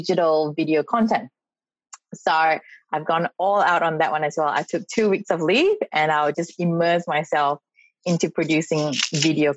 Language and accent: English; Malaysia; moved away as an adult; also born or lived in Singapore; now in Australia; I'm from Malaysia. I came here to study, like many other international students, many, many years ago